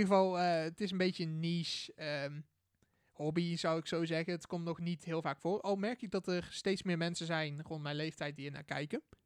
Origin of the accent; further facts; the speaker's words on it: Boxtel, North Brabant, Netherlands; Ik ben 19 jaar oud en ik kom uit Bokstel